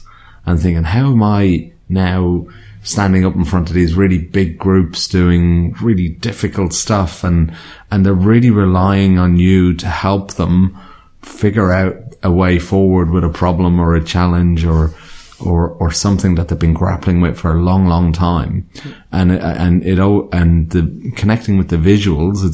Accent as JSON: {"language": "English", "country": "Ireland", "tie": "born or raised there", "said": "I grew up in Ireland. So, I liked growing up in Ireland"}